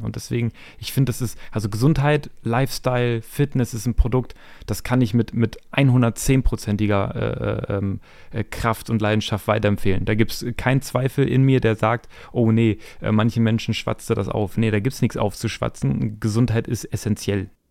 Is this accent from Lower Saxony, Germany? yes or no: yes; Hameln, Lower Saxony, Germany; ich bin aus der Nähe ähm, Hannover, Hameln